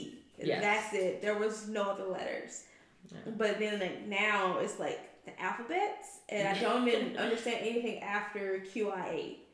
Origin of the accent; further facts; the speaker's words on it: the South, United States; I'm from the South